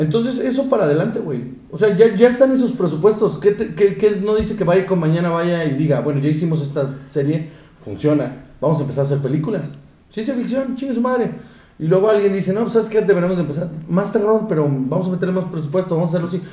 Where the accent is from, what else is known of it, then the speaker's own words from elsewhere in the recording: Mexico; nosotros como mexicanos